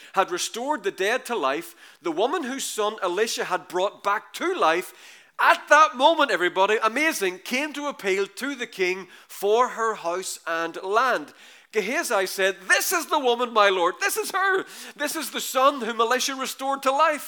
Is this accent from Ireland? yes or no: yes; Ireland; We're Irish